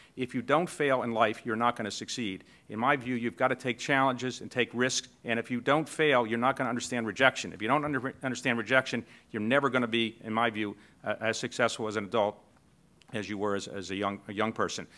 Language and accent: English; Baltimore, Maryland, United States; I came from Baltimore. I grew up, uh, the son of a postal worker